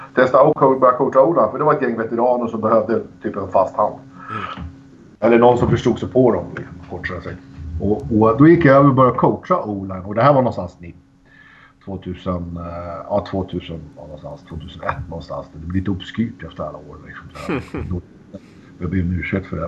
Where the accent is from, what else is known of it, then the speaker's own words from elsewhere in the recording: Sweden; hemma i Sverige